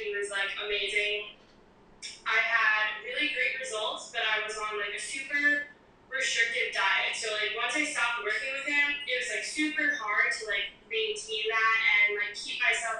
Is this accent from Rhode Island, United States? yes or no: no; Long Island, New York, United States; moved away as an adult; also born or lived in South Carolina; now in Florida, United States; So, I'm originally from Long Island. I moved down to Florida about a year and a half ago. Went to college in South Carolina.